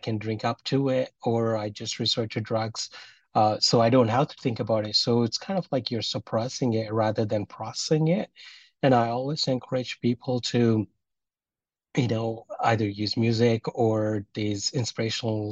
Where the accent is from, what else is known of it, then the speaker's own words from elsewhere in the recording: India; from where I'm from Indian Hinduism